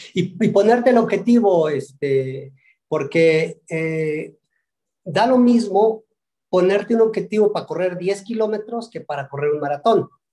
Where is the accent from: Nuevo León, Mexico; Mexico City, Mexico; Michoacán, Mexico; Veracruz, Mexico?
Veracruz, Mexico; Tecomate; also born or lived in Zacatlán de las Manzanas, Puebla; Nací en Zacatlán de las Manzanas y bueno, pues, pero crecí en el, norte de Veracruz, en, Tecomate